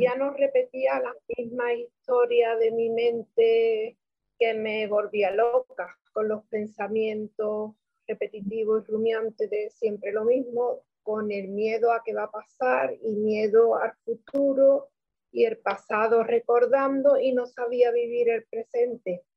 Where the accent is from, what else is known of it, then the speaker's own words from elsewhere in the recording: Cádiz, Andalusia, Spain; soy de España, Cádiz